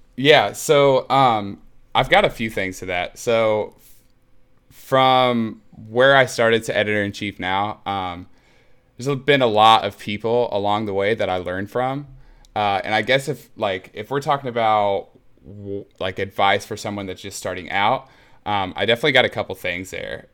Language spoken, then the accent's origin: English; Muncie, Indiana, United States; I was born and raised in Muncie, Indiana, which is a smallish town in Indiana uh, in the Midwest